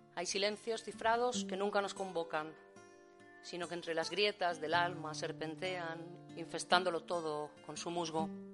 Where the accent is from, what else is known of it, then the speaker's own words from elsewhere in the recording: Valencia, Valencian Community, Spain; also born or lived in Seville; luego ya me fui a Valencia, llevo toda la vida viviendo en Valencia